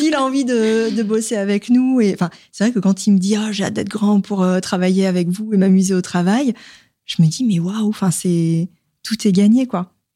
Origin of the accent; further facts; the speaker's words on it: the South, France; now in Paris, France; je suis originaire du Sud